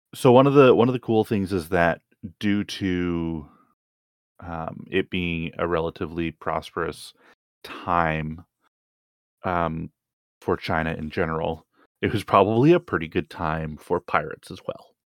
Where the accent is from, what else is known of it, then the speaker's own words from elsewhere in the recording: Canada; as a Canadian